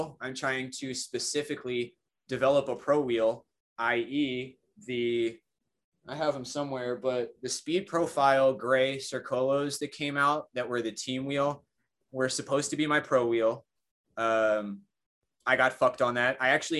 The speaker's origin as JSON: {"language": "English", "town": "Collingswood", "region": "New Jersey", "country": "United States", "tie": "born or raised there", "also_born_or_lived": "Wilmerding, Pennsylvania", "moved": "yes", "lives_now": "Arizona, United States", "said": "I grew up in Collingswood."}